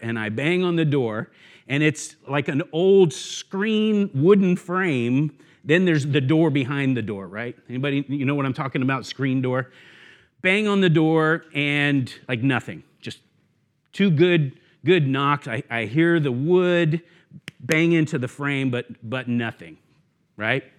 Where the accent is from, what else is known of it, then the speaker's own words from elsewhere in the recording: the South, United States; I'm from the South, so we say y'all